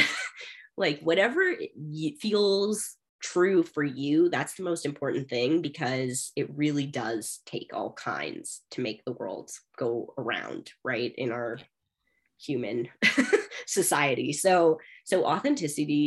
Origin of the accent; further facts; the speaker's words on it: Bay Area, California, United States; now in Denver, United States; I'm from California. I grew up in the Bay Area